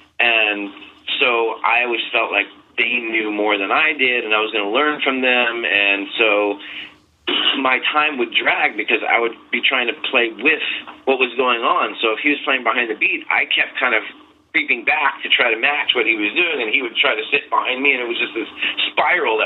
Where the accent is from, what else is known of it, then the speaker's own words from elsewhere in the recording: Bayport, New York, United States; I'm from Long Island, New York.